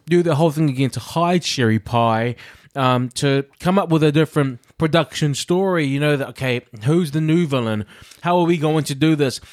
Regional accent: New Zealand; moved away; I'm a Kiwi

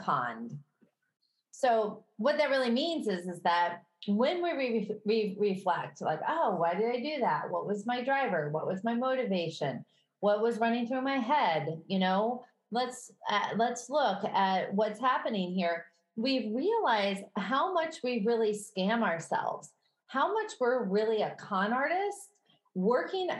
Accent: Midwest, United States; accent: Midwestern; My Midwestern accent

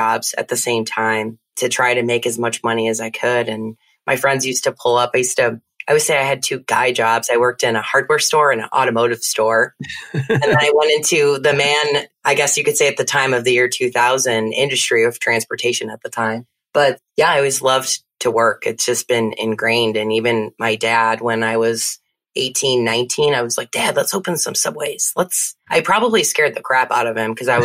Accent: Naperville, Illinois, United States; moved away as an adult; now in Texas, United States; I grew up in Naperville, Illinois.

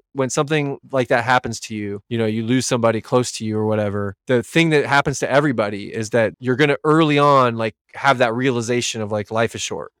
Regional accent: California, United States; now in Bainbridge Island, United States; apparently Bainbridge Island is really expensive, but I came from the Bay Area. So I sold a house in the Bay Area.

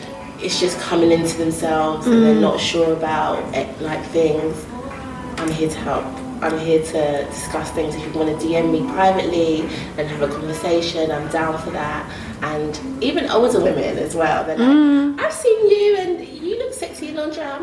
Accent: Jamaica; So I'm Jamaican, mm-hmm. so I love me some Western

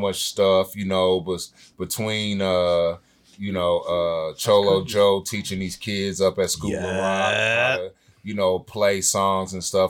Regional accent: Senegal; Yeah, I'm African. I'm from Senegal.

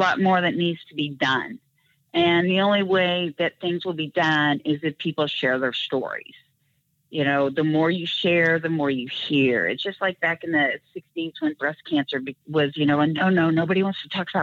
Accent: Kansas City, United States; a young girl growing up in Kansas City

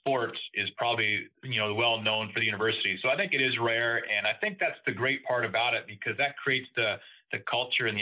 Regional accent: Northern Canada, Canada; now in South Bend, United States; it was a great spot to grow up in Northern Canada

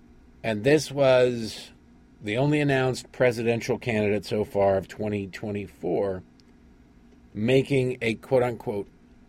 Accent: Detroit, Michigan, United States; and like growing up in Detroit, everybody had a girlfriend in Canada at one point or another.

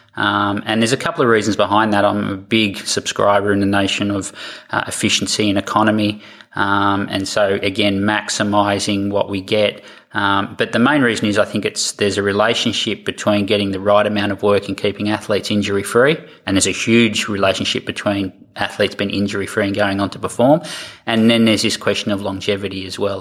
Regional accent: Australia; accent: Australian; moved away as an adult; also born or lived in United States / Canada; I'm, an Australian, as you'll tell by my accent

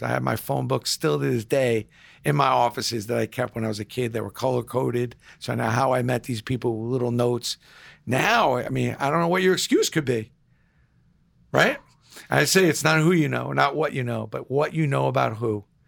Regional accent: New York City, New York, United States; now in New Rochelle, United States; growing up in Brooklyn, you gr, you walked down the street, every one of your neighbors treated you like that you were their kid.

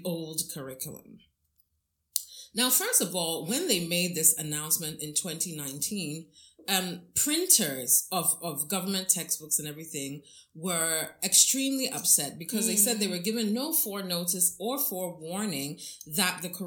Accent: Ghana; I'm a Ghanaian mm-hmm, citizen.

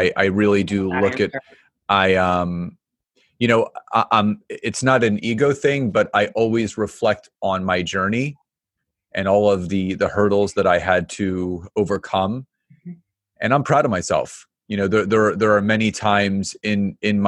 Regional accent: Philadelphia, Pennsylvania, United States; now in Marlton, United States; Originally Philadelphia and now Marlton, New Jersey

